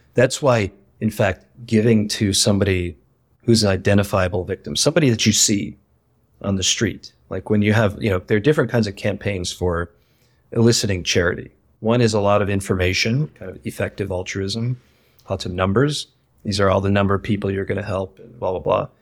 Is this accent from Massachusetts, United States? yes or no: no; Ohio, United States; moved away; I grew up in Ohio, in a kind of small working class community